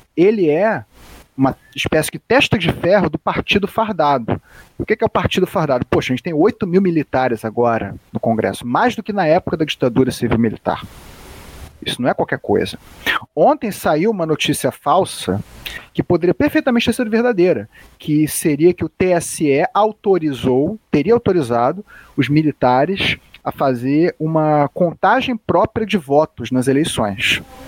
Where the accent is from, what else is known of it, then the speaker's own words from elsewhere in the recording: Rio de Janeiro, Brazil; Eu sou aqui do Rio de Janeiro